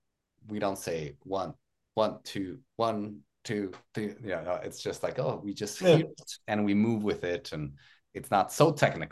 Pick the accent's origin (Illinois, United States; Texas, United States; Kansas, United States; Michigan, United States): Texas, United States; because I'm like half Latin. I'm, from Texas, but I'm Mexican American.